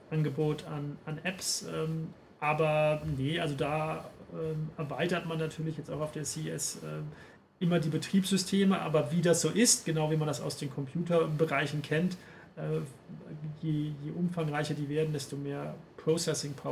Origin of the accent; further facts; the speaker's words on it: Paderborn, North Rhine-Westphalia, Germany; Ich habe den Film in meiner Heimatstadt Paderborn gesehen, ähm, während Weihnachten und Neujahr.